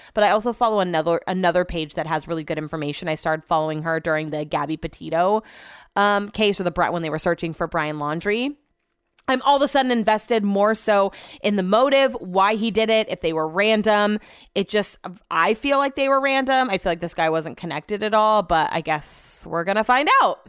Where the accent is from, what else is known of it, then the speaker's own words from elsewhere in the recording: Sacramento, California, United States; I grew up in Sacramento